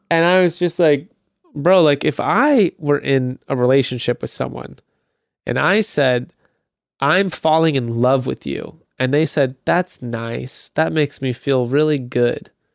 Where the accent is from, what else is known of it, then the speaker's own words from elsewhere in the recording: United States; as an American